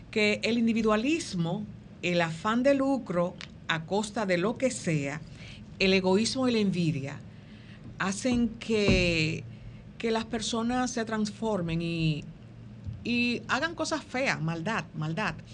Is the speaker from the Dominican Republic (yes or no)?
yes; Dominican Republic; porque como dominicanos hemos perdido un poco de, um, ¿cómo se llama esto?